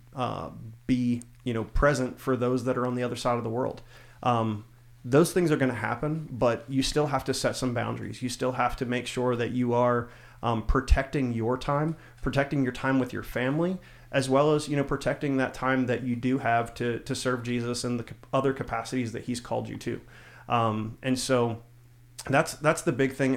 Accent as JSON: {"language": "English", "region": "South Central Pennsylvania", "country": "United States", "tie": "born or raised there", "said": "I grew up in South Central Pennsylvania"}